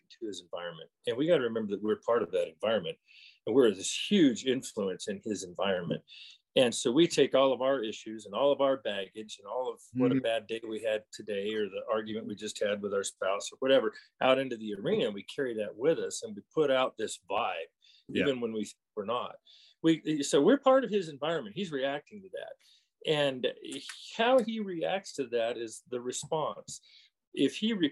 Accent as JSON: {"language": "English", "region": "California", "country": "United States", "tie": "born or raised there", "moved": "as an adult", "lives_now": "Colorado, United States", "said": "I live in Colorado now, but I was born in California and spent my young early life up to my early 20s there."}